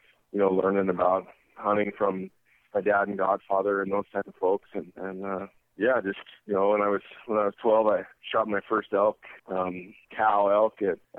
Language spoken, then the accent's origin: English; Montana, United States; Oh, I basically grew up, you know, I'm from Montana. My parents moved out here before I was born